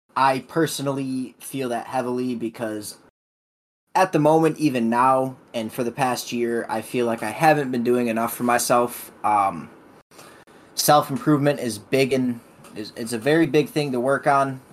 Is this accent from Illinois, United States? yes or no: yes; Illinois, United States; also born or lived in Elizabethtown, Kentucky; I was born in Elizabethtown, Kentucky, but moved to the state of Illinois at about a year old. Born or raised in the state of Illinois.